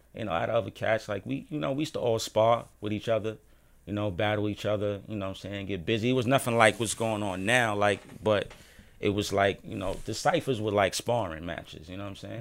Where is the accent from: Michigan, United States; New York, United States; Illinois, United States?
New York, United States; New York City; Born and raised in Harlem